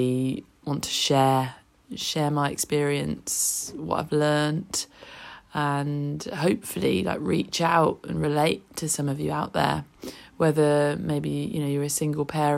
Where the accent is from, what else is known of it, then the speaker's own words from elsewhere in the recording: Oxfordshire, South East England, United Kingdom; moved away as an adult; now in Bognor Regis, United Kingdom; I'm originally from Oxfordshire and moved to Bognor Regis over 10 years ago with my job.